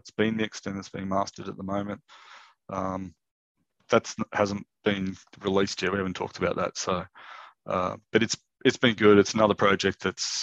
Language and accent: English; Newcastle, New South Wales, Australia; I grew up in Newcastle.